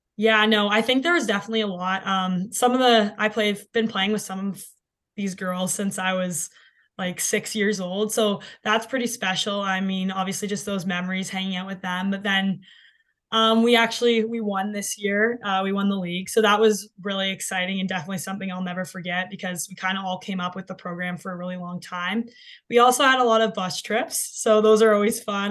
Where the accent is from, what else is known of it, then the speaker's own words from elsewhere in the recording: London, Ontario, Canada; growing up in London